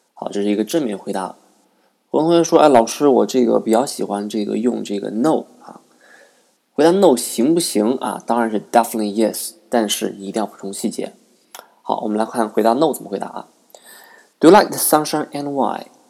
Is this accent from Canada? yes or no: no; Nanjing, Jiangsu, China; English is a second language; live in my hometown in Nanking